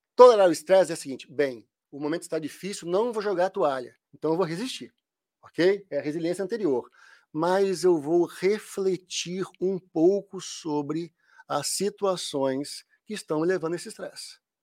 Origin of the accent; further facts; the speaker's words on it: Minas Gerais, Brazil; Quando fala nu, é porque eu sou mineiro